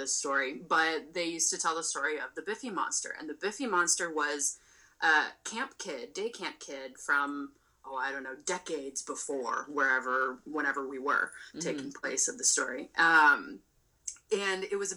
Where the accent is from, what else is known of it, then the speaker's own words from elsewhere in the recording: Palo Alto, California, United States; I grew up in Palo Alto and spent most of my summers at Foothills